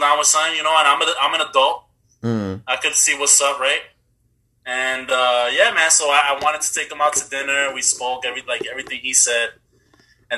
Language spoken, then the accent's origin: English; New York City, New York, United States; now in Los Angeles, United States; I'm a motherfucker from the Bronx